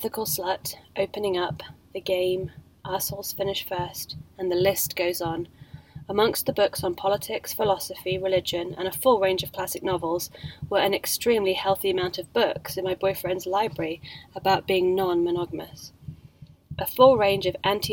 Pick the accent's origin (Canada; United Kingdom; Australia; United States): United Kingdom; England; Being English